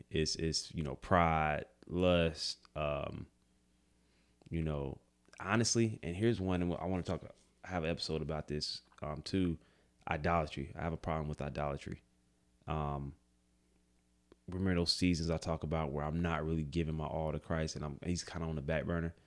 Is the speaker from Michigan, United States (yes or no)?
no; Greensboro, North Carolina, United States; we're from Greensboro